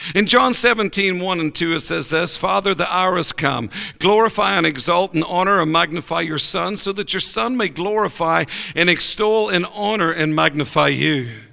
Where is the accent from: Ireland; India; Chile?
Ireland; We're personable people. We want to be with everybody all the time. We're Irish